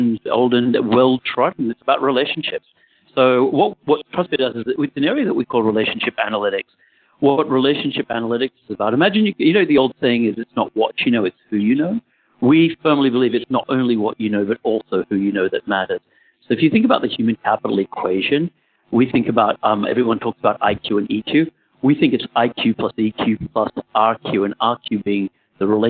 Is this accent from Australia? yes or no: yes; Australia; I grew up in Australia